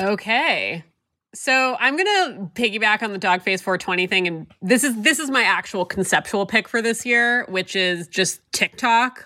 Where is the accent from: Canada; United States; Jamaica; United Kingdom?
United States; San Diego, California; I grew up in San Diego, and there were definitely a lot of Mormons who went to my high school